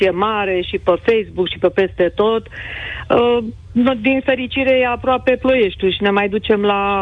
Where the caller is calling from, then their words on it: Câmpina, Prahova, Romania; sunt din Câmpina